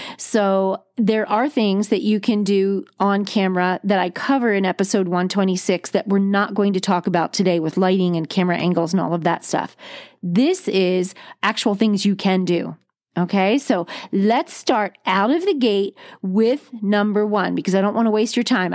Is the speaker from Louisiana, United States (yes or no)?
no; New Jersey, United States; I grew up on the East Coast of the United States. I'm a Jersey girl, went to the Jersey Shore, lived on it all summer long